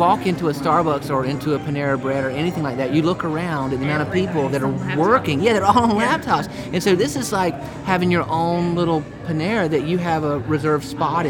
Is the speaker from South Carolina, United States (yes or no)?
yes; Rock Hill, South Carolina, United States; moved away; I'm actually from Rock Hill, but I moved away.